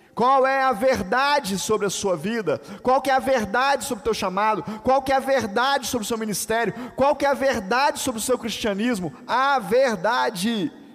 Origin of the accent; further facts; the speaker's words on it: Volta Redonda, Rio de Janeiro, Brazil; quando eu aprendi ela na minha adolescência, lá em Volta Redonda, lá no grupo de juvenis